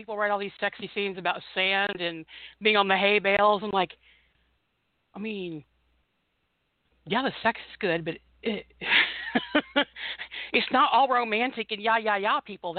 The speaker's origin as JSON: {"language": "English", "town": "Bloomington", "region": "Indiana", "country": "United States", "tie": "born or raised there", "said": "Ben actually graduated from IU, which is my hometown"}